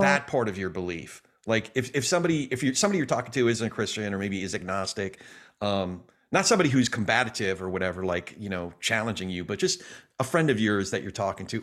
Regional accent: New York, United States; me being a New Yorker

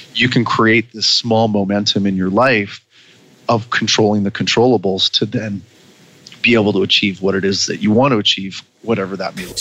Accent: Vancouver Island, British Columbia, Canada; my hometown on Vancouver Island

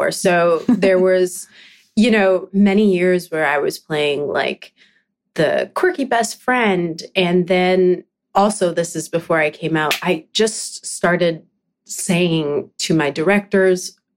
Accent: British Columbia, Canada; I'm from Vancouver Island. That's where oh, I grew up.

